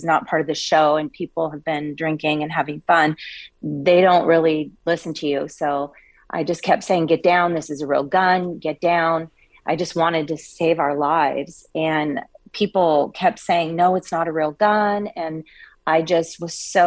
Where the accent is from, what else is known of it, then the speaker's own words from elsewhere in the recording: Coeur d'Alene, Idaho, United States; moved away; I'm actually originally from Coeur d'Alene, Idaho